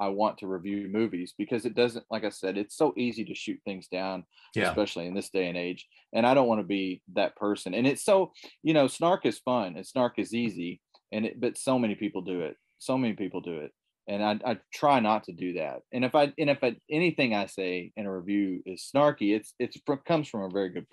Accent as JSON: {"language": "English", "town": "Dawson Springs", "region": "Kentucky", "country": "United States", "tie": "born or raised there", "moved": "yes", "lives_now": "Evansville, United States", "said": "I grew up in a place called Dawson Springs, Kentucky"}